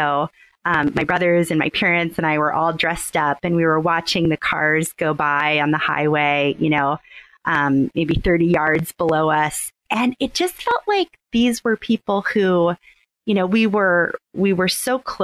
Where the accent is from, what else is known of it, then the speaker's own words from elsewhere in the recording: Southern Maryland, United States; moved away as an adult; now in Houston, United States; I grew up in Southern Maryland, and I moved to Houston about 10 years ago for grad school